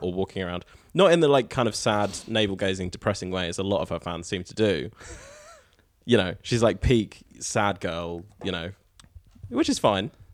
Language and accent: English; Norwich, East of England, United Kingdom; now in New Zealand; the Waterfront in Norwich, which is my hometown